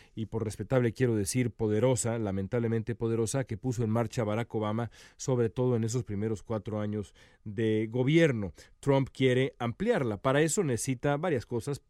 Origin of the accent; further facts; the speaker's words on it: Mexico; moved away as an adult; now in Los Angeles, United States; soy eh, periodista mexicano, eh, nací en México hace ya casi 42 años